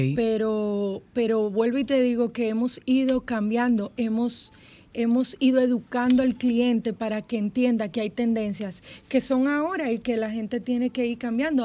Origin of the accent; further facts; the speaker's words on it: Dominican Republic; como uno lo dice aquí, ah, como, dominicano